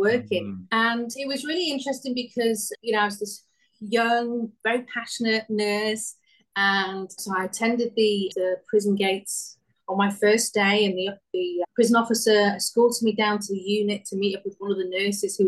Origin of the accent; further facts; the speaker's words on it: Wales, United Kingdom; accent: Welsh; moved away; also born or lived in Western Australia; this little Welsh girl